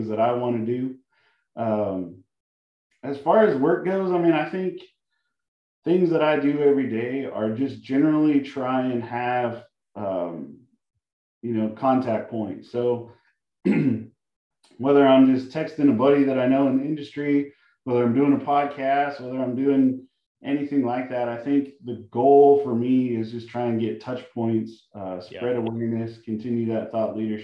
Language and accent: English; Colorado, United States; moved away as an adult; I grew up in Colorado, and, you know, when we chose to leave Colorado